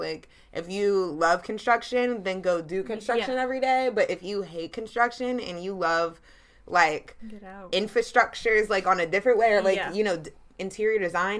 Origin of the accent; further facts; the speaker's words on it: Charlotte, North Carolina, United States; I'm born and raised in Charlotte, North Carolina. Actually, both of us are.